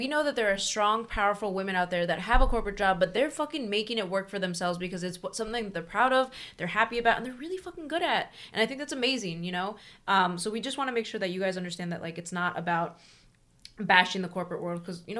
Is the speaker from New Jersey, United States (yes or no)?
no; Philadelphia, Pennsylvania, United States; We're from the Philadelphia area.